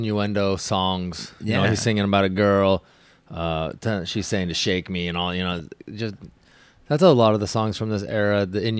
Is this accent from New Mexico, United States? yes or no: no; Olympia, Washington, United States; moved away; So I'm from Olympia, Washington.